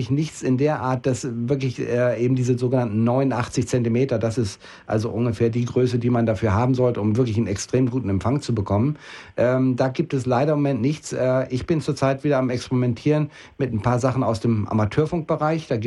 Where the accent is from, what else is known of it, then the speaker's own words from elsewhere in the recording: Osnabrück, Lower Saxony, Germany; in der norddeutschen Gegend, da wo ich herkomme, also Osnabrück, Osnabrück Bielefelder Gegend